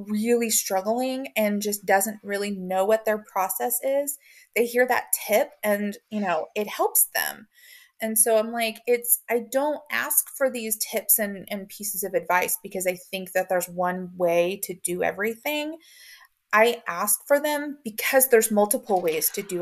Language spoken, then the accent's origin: English; Oklahoma, United States; I am Southern girl from Oklahoma.